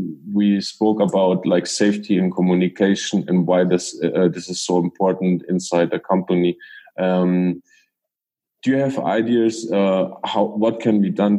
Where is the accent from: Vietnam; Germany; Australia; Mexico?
Germany; English is a second language; we are talking English and we both are Germans